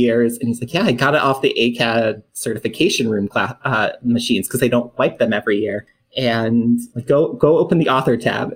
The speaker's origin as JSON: {"language": "English", "town": "Syracuse", "region": "New York", "country": "United States", "moved": "as an adult", "lives_now": "Austin, United States", "said": "I'm from Syracuse, New York. Small little, I guess like Syracuse itself isn't that big. But I'm more outside the city"}